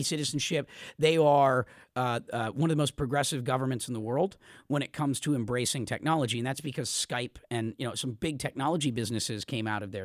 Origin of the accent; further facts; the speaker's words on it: United States; as an American